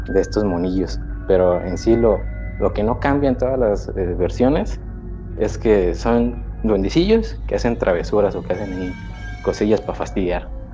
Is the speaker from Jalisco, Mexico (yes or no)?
no; Yucatán, Mexico; yo soy de, de Yucatán. Soy yucateco.